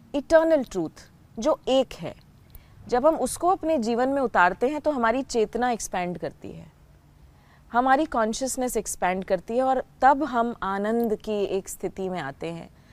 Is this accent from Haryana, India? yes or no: yes; Haryana, India; moved away; also born or lived in Delhi; हूँ तो हरियाणा की लेकिन पढ़ाई तो सारी दिल्ली में ही हुई